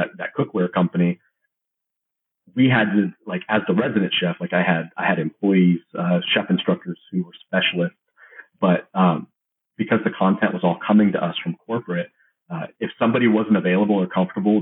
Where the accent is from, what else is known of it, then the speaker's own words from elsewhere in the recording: Georgia, United States; also born or lived in California; I'm from the Georgia area. My parents are from California. We moved here very, very young. So I've only known Georgia, really